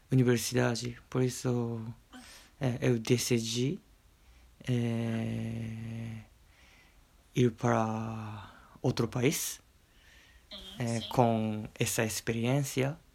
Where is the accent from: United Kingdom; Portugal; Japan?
Japan; Okayama; Portuguese is a second language; also born or lived in Brazil; já tô chegando 30. E eu nasci no Japão, cresci no Japão.